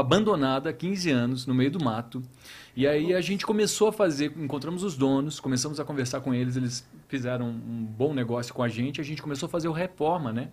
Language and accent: Portuguese; interior of Paraná, Brazil; moved away; eu sou do interior do Paraná